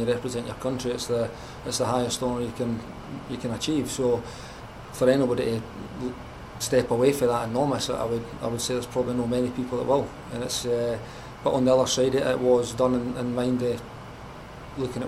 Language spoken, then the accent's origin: English; Scotland, United Kingdom; as a Scottish lad